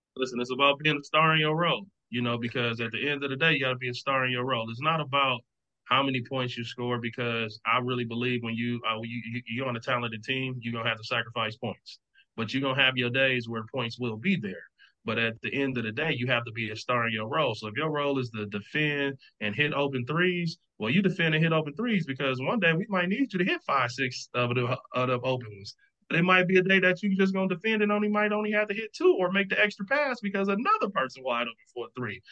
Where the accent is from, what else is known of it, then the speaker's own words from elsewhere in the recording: Milwaukee, Wisconsin, United States; moved away; I'm from Milwaukee, so I got a Midwest, you know, connections throughout the country